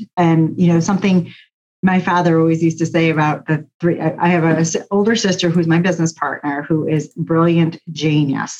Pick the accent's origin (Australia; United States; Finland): United States; New York; I grew up in New York State